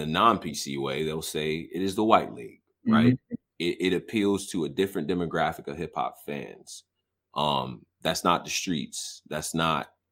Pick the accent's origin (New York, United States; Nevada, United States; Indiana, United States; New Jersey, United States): New York, United States; Rochester; I'm from Rochester